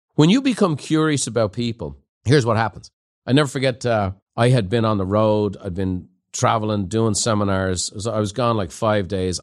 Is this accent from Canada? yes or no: no; Ireland; moved away; growing up in Ireland in a pub